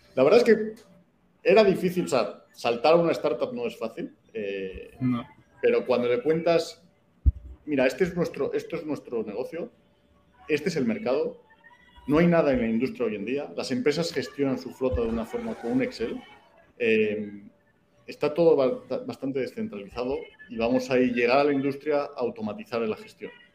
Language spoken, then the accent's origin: Spanish; Madrid, Community of Madrid, Spain; moved away as an adult; also born or lived in Mexico City, Mexico / United States / Chile / Colombia; now in Yucatán, Mexico; soy español, se nota de dónde soy en cuanto abro la boca. Eh, pues nací en Madrid